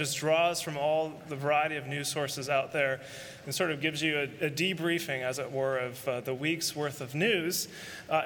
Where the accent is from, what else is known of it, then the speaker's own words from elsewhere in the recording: San Francisco, California, United States; San Francisco, my hometown